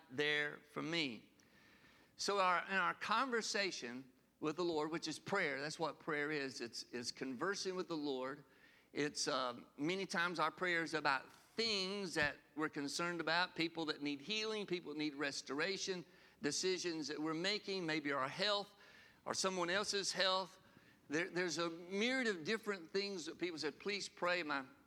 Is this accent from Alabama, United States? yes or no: yes; Sylacauga, Alabama, United States; the last three of us were born in good old Sylacauga, Alabama